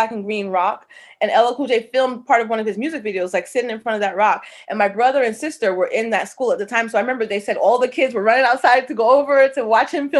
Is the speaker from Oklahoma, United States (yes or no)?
no; New York City, New York, United States; Born and raised in Hollis. Hollis, Queens.